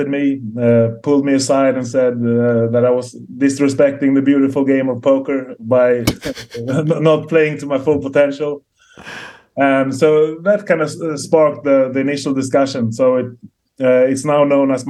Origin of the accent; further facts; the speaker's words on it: Stockholm, Stockholm County, Sweden; moved away as an adult; now in Marbella, Spain; I come from Stockholm, Sweden.